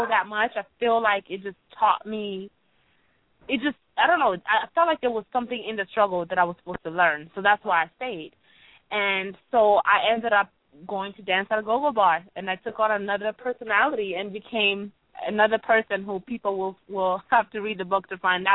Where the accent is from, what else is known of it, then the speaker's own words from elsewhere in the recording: Ohio, United States; also born or lived in Rwanda; growing up in Ohio, when we came to America, we lived in Ohio